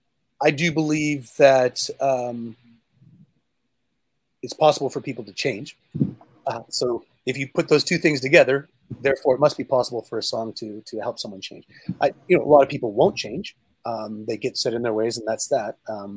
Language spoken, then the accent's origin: English; Canada; But I come from Canada, and there's a lot of singer-songwriters like …, for example.